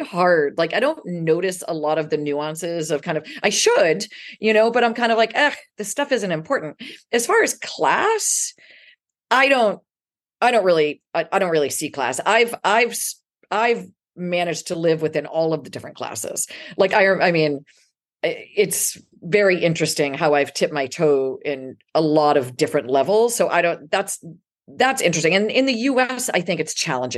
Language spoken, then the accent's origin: English; Salem, Massachusetts, United States; now in New York City, United States; growing up in Salem, Massachusetts